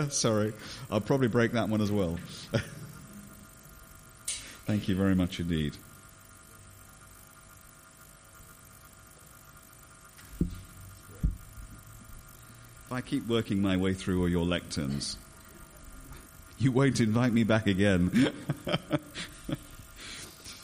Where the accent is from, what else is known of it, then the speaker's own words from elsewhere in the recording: England, United Kingdom; As an Englishman